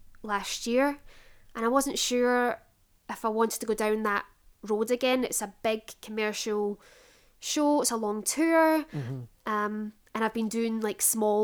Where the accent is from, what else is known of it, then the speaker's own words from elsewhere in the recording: Glasgow, Scotland, United Kingdom; moved away; I would have been bringing McEponine to my hometown.